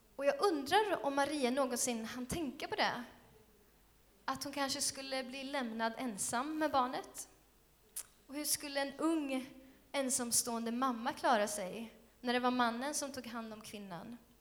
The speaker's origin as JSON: {"language": "Swedish", "town": "Skövde", "region": "Västra Götaland", "country": "Sweden", "tie": "born or raised there", "said": "Skövde är min hemstad också"}